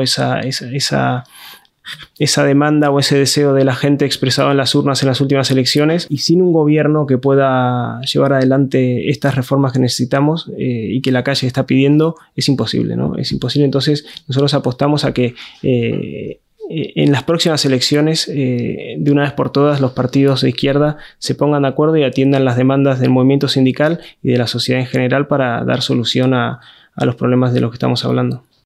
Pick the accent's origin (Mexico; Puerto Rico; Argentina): Argentina; moved away as an adult; now in Spain; me fui desde Argentina hasta España hace 14 años. Viví durante casi desde que tengo un poco de conciencia política en Argentina la gran crisis neoliberal que fueron los años 90 en Argentina.